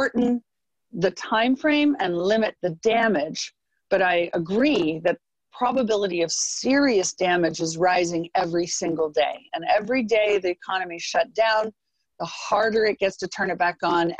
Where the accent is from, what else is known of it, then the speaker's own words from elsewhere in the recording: United States; I'm American, I'm Republican, I'm a market person